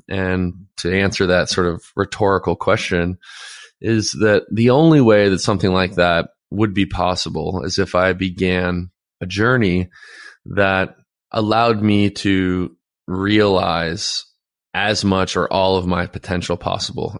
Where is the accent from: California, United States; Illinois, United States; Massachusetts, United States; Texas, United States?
California, United States; Los Angeles; also born or lived in Santa Monica; I was born in Santa Monica, and I grew up in Playa del Rey, Westchester area